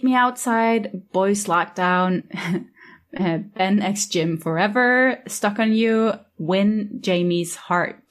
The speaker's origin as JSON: {"language": "English", "country": "Norway", "said": "I'm from Norway"}